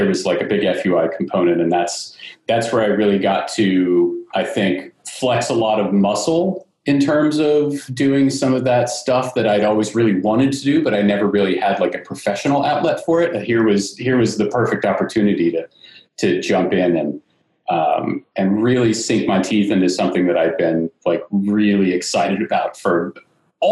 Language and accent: English; Northern Virginia, United States; moved away as an adult; also born or lived in Richmond, Virginia / New York City; I'm originally from Northern Virginia area and I went to school in Richmond at VCU